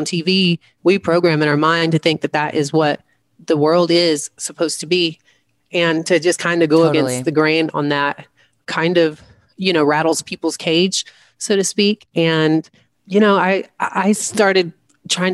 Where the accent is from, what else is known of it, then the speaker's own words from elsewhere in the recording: the South, United States; growing up in the South